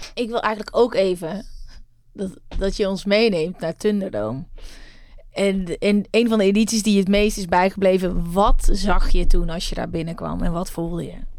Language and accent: Dutch; Uden, North Brabant, Netherlands; ik kom uit Uden